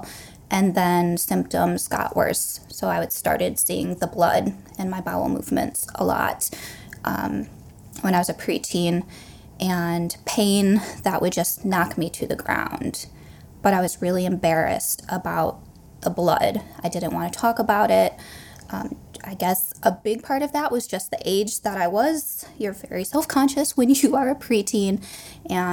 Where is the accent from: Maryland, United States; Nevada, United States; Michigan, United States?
Michigan, United States; We're both from Michigan